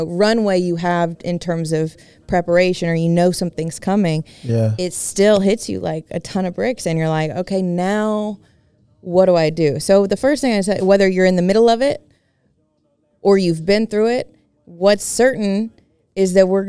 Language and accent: English; Tuscaloosa, Alabama, United States; I grew up in Tuscaloosa. Our home was destroyed.